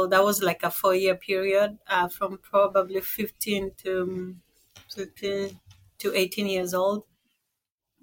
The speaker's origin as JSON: {"language": "English", "country": "Kenya", "tie": "born or raised there", "moved": "yes", "said": "So I was born in Kenya. I was raised by a single mom, and I have two sisters back home"}